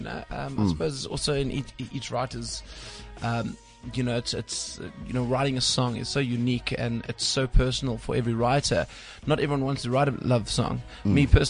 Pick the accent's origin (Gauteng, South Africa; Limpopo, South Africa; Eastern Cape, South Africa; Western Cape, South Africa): Eastern Cape, South Africa; East London; moved away; originally from East London.